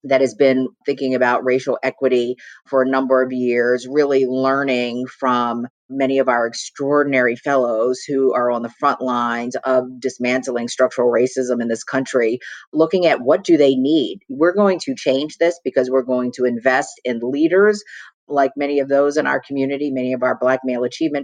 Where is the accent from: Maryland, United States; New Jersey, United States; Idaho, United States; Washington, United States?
Maryland, United States; Baltimore; Baltimore, where I was born and raised.